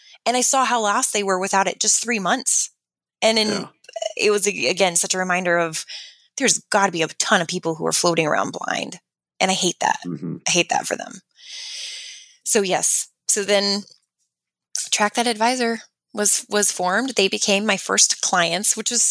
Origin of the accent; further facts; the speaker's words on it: Fort Collins, Colorado, United States; moved away as an adult; also born or lived in Loveland, Colorado; now in Gilbert, United States; born and raised in Fort Collins, and then moved out to Gilbert, Arizona